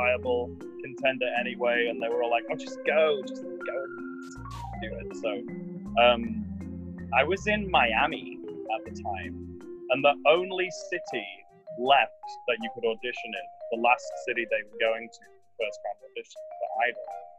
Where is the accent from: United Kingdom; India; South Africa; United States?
United Kingdom; moved away; also born or lived in London; as a British citizen